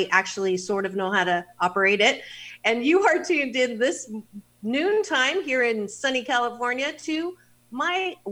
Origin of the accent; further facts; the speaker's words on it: Kitchener, Ontario, Canada; now in Los Angeles, United States; I was born in Kitchener-Waterloo, Ontario